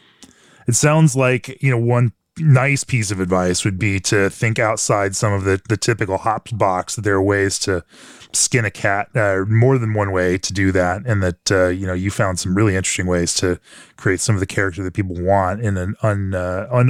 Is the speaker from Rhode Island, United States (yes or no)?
no; Orlando, Florida, United States; I was born and raised in Orlando